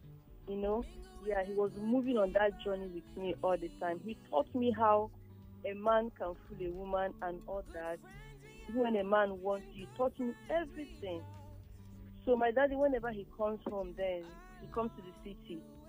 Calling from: Italy; I'm calling from Italy.

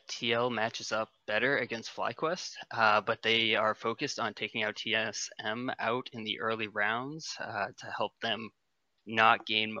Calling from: Maine, United States

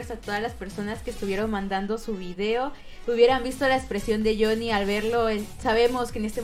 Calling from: Ciudad del Carmen, Campeche, Mexico; Pues aquí de Ciudad Carmen.

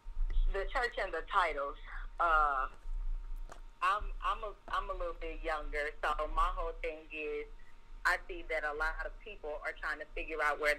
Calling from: Las Vegas, Nevada, United States; I am calling from Las Vegas, Nevada.

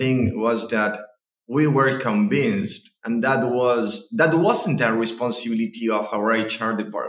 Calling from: Argentina; I'm speaking from Argentina right now. We're in the middle of the winter, so enjoying the winter.

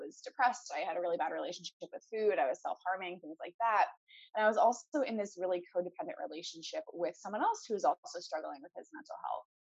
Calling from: Portland, Oregon, United States; I'm in Portland, Oregon, which is kind of halfway around the world.

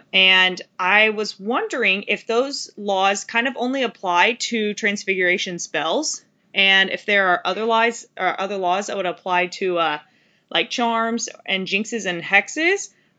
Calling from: Arkansas, United States; Hey guys, I am a listener from Arkansas.

